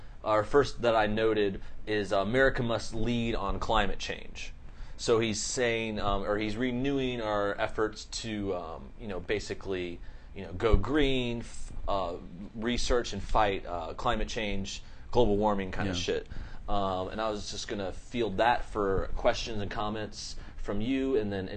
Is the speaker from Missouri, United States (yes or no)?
yes; St. Louis, Missouri, United States; I was born in St. Louis.